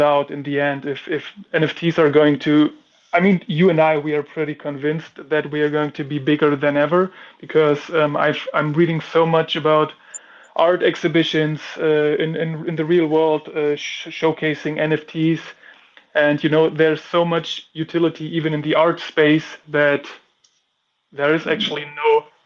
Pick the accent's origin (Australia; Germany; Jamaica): Germany; I'm from Germany